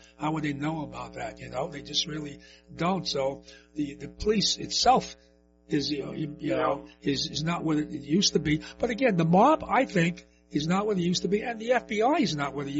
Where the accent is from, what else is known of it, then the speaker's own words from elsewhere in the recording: New York City, New York, United States; was born, raised in East New York, which was Murray Incorporated. If obviously you know about that, you know. And then I was born and raised in the Lower East Side.